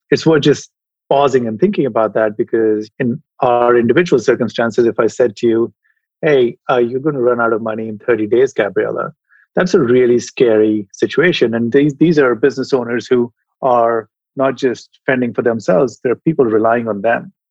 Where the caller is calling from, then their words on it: San Francisco, California, United States; I am in San Francisco today. I'd love to say sunny San Francisco, but today is a little bit uh, drab.